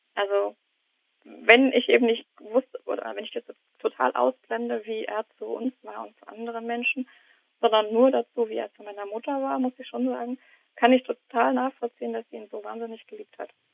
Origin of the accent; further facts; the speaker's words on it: East Germany, Germany; now in Heidelberg, Germany; ich bin eigentlich Ossi.